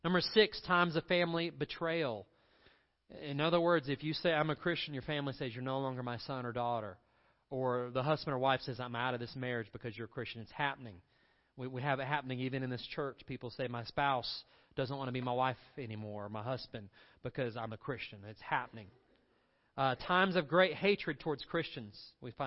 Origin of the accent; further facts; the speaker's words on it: Candler, North Carolina, United States; I grew up in Inca Candler. There was the Hominy Valley Swimming Pool